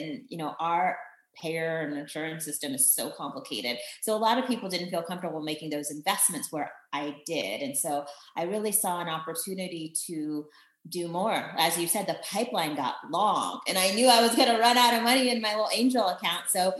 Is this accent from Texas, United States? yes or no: no; Virginia, United States; also born or lived in Germany / Belgium; I was born in Germany, lived in Belgium, got to the US when, you know, permanently when I was 10. So I claim Northern Virginia, DC, Maryland area. So that's where I went to high school and grew up.